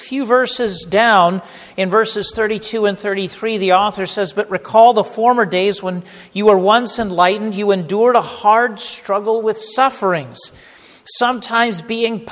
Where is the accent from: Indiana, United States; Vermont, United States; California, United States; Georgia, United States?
California, United States; the Bay Area; moved away; the home that I grew up in the Bay Area and the West Coast in California